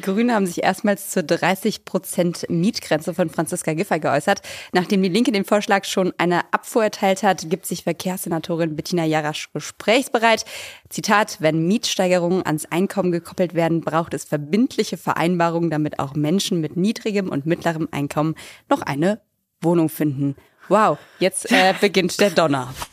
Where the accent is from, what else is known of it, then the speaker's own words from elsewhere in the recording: Bingen am Rhein, Rhineland-Palatinate, Germany; now in Berlin, Germany; Nach Hause zu mir nach Bingen